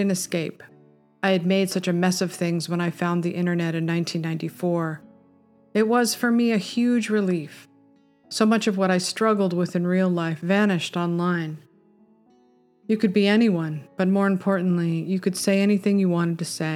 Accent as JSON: {"language": "English", "town": "Topanga", "region": "California", "country": "United States", "tie": "born or raised there", "said": "Growing up in Topanga in the 70s"}